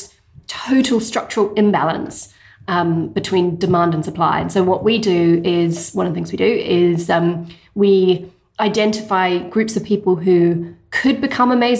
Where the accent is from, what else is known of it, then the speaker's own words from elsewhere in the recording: New Zealand; moved away as an adult; also born or lived in England; now in London, United Kingdom; I'm originally from New Zealand. I did my undergrad there, but I did my postgrad over here in England.